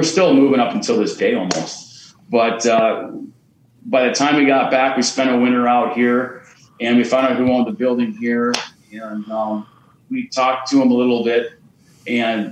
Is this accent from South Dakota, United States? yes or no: yes; eastern South Dakota, United States; moved away as an adult; now in Sturgis, United States; Lindsay and I are South Dakota kids. We lived on the east side most of our lives, and then we moved out here